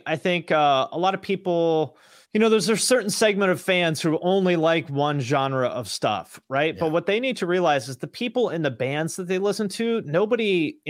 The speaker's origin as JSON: {"language": "English", "region": "Washington", "country": "United States", "tie": "born or raised there", "said": "I grew up like way outside Seattle, like 20 miles outside Seattle, which now is like a place people commute from, but there was nothing there when I grew up there."}